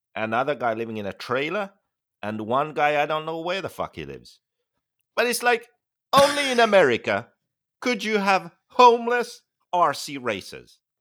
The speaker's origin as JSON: {"language": "English", "country": "Finland", "moved": "yes", "said": "I'm from Finland"}